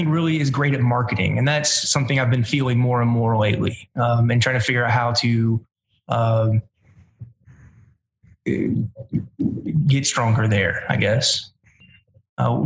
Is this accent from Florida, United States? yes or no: no; Savannah, Georgia, United States; I'm from Savannah. Grew up around here